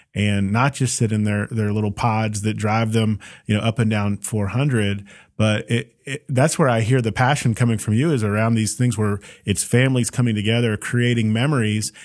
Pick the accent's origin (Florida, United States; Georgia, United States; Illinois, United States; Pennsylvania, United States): Georgia, United States; Roswell; I feel that about my hometown